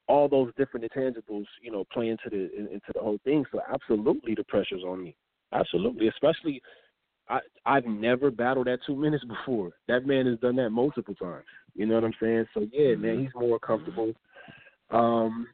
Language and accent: English; Los Angeles, California, United States; I'm not from L.A. I'm from Pacoima